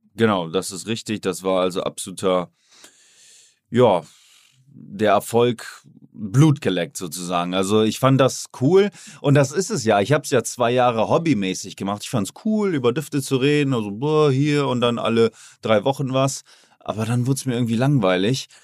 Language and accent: German; Oldenburg, Lower Saxony, Germany; now in Miami, United States; ich komme zurück in meine Heimat, da wo ich klein war und nichts hatte